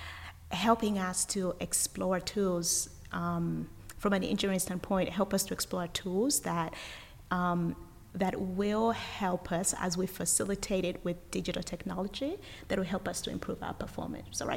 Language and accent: English; Uganda; now in United States; originally I'm from Uganda, and I was born and raised in Uganda, and I have lived in the United States for over 20 years